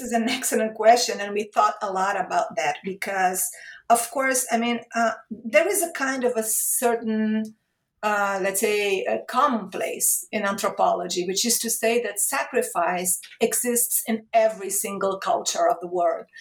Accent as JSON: {"language": "English", "region": "Rio de Janeiro", "country": "Brazil", "tie": "born or raised there", "also_born_or_lived": "Europe / Italy / Portugal", "moved": "as an adult", "said": "I moved to Brazil. I started working at my hometown state university, Rio de Janeiro State University."}